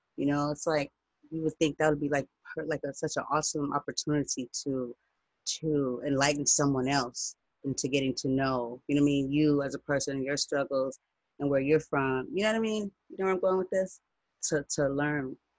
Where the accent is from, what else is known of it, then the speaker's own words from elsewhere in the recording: United States; I'm not from Africa. I'm black. I'm American.